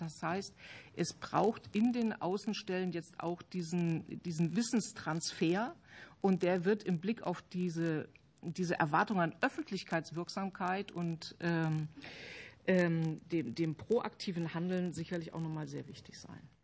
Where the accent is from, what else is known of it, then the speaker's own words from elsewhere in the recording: Halle, Saxony-Anhalt, Germany; in der Gegend, wo ich herkomme, ich komme aus Halle